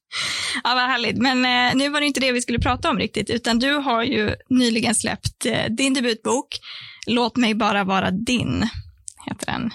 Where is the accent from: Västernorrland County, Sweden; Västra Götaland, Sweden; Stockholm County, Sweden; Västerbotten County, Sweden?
Västerbotten County, Sweden; Sorsele; moved away; jag är från eh, Sorsele, så det är det är du är från Norrbotten och jag är från Västerbotten